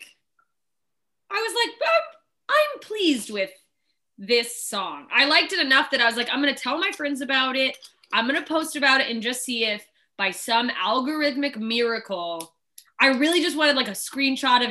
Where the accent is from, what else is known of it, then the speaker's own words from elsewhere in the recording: Alaska, United States; also born or lived in Southern Mississippi, United States; now in Los Angeles, United States; I grew up in country places. Alaska is very country.